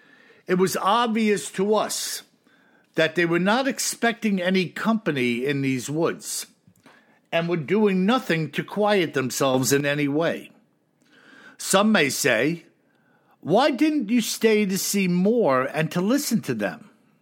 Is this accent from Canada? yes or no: no; Russia; Now, you know, Bill, that I am from Russia. To me, it sounded like one of the Siberian dialects of which I do not speak, nor do I understand.